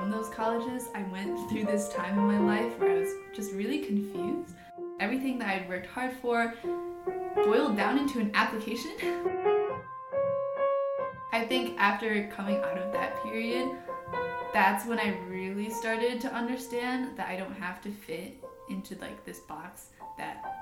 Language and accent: English; Canton, Michigan, United States; I'm from Canton, Michigan, which is just outside of Ann Arbor, so it's not much of a big move for me.